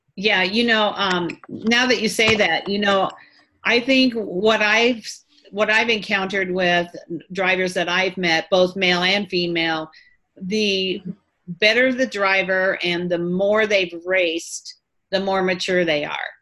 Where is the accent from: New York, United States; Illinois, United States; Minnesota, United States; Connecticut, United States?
Illinois, United States; Quincy; I was born and raised near Quincy, Illinois